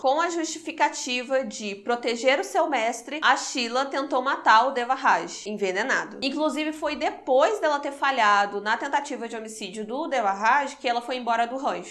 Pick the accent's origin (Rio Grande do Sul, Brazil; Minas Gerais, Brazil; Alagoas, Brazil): Minas Gerais, Brazil; Juiz de Fora; somos de Juiz de Fora